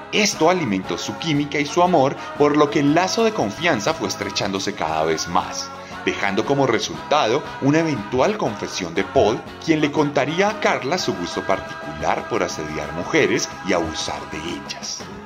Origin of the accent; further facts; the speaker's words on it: Colombia; en Colombia nos encontramos